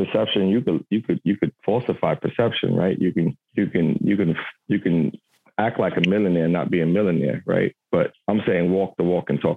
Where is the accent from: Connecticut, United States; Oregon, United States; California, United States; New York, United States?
New York, United States; New York City; I was born and raised in Brooklyn, Bushwick, Williamsburg section of New York